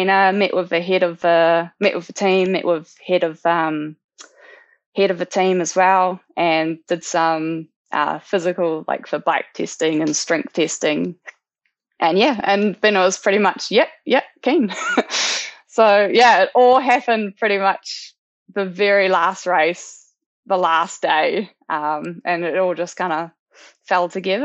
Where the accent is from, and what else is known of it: New Zealand; born or raised there